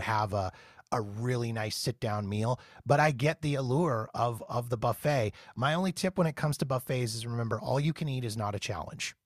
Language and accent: English; Canada; I'm from Canada. We don't have In-N-Out Burger up here